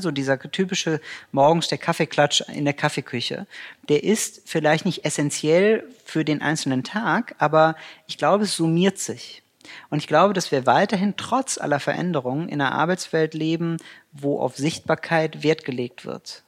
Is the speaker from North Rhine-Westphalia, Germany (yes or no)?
yes; Cologne, North Rhine-Westphalia, Germany; ich bin Kölner von Herzen und äh, pendel halt immer nach Düsseldorf